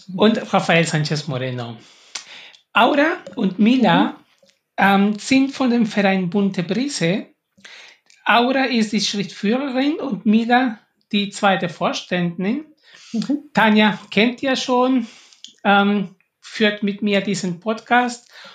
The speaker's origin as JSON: {"language": "German", "country": "Peru", "said": "ich komme auch aus Peru"}